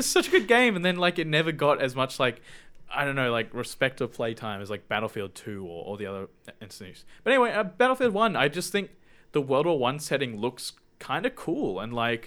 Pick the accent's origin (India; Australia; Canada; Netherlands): Australia; I am Australian